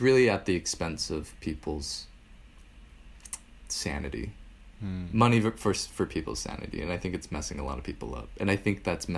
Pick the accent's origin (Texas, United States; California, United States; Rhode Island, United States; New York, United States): New York, United States; New York City; I grew up in New York City for most of my life